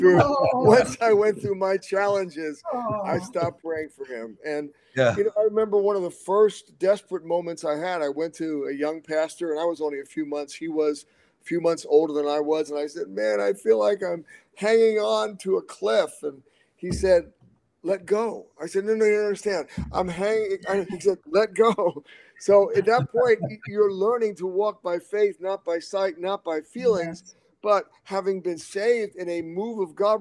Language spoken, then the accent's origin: English; New York City, New York, United States; I grew up in Brooklyn